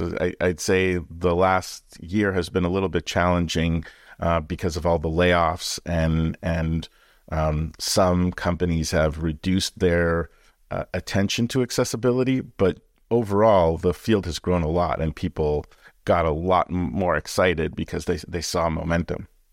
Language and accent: English; Canada; born or raised there; moved away